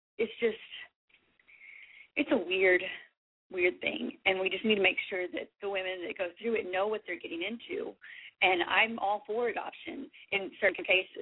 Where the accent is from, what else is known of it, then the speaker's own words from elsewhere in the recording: Texas, United States; I'm from Texas